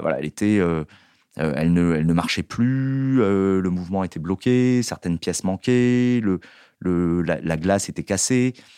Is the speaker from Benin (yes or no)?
no; Marseille, Provence-Alpes-Côte d'Azur, France; je suis né à Marseille